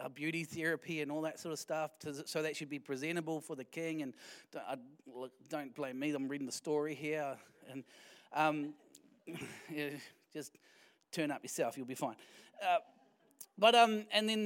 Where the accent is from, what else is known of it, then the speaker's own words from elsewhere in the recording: Wellington, New Zealand; moved away; we're from Wellington